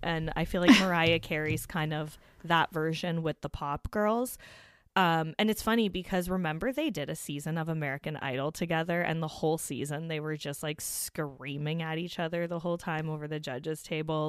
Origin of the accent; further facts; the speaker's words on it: Hamilton, Ontario, Canada; Hamilton, which is my hometown